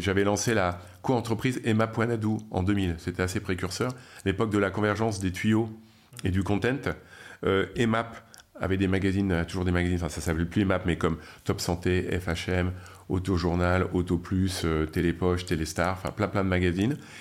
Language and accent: French; France; accent: French; avec mon accent français